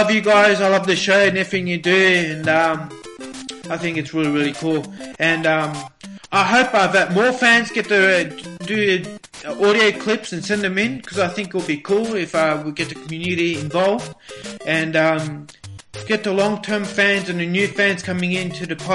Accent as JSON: {"language": "English", "town": "Melbourne", "region": "Victoria", "country": "Australia", "said": "I'm from Melbourne, Australia."}